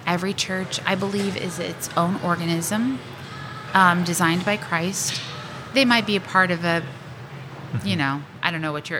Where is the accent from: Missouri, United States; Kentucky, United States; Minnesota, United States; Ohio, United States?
Missouri, United States; Glasgow; So I grew up in Glasgow